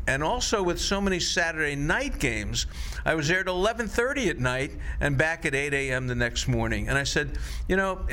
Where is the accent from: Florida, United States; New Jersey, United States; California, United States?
Florida, United States; I grew up in Florida